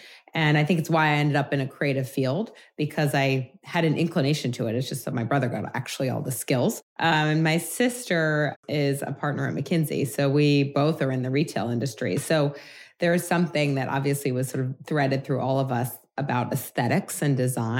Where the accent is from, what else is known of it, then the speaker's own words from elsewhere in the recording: New York City, New York, United States; I did, born and raised, a native.